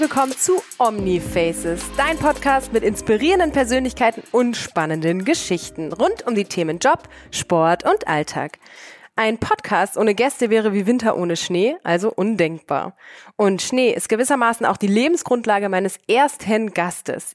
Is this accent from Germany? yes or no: yes; Germany; als Deutsche